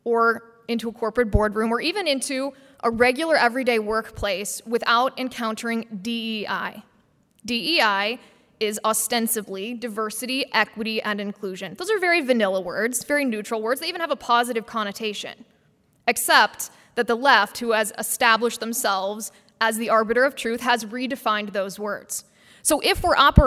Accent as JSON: {"language": "English", "region": "Midwest", "country": "United States", "said": "I love the Midwest, I'm from the Midwest"}